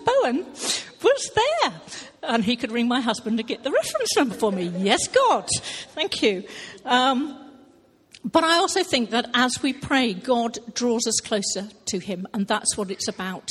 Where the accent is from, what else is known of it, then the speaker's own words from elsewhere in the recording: Hampshire, South East England, United Kingdom; now in Thornton, United Kingdom; I'm originally from Hampshire, so another southern person